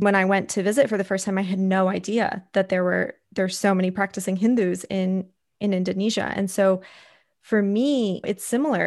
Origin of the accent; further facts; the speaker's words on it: United States; growing up in America, not, I grew up in a primarily white community as well